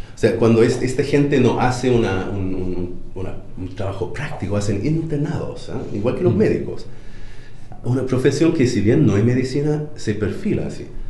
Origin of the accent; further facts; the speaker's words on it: United States; Spanish is a second language; now in Chile